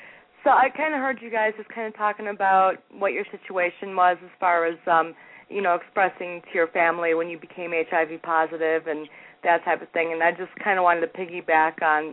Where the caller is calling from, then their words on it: Denver, Colorado, United States; in Denver.